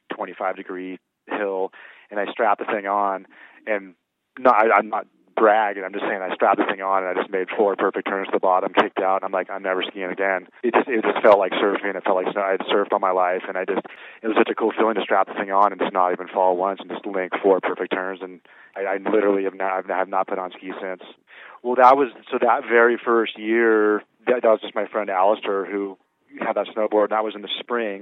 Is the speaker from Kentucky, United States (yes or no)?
no; San Diego, California, United States; moved away; My brother and I grew up as like surfer rats down in San Diego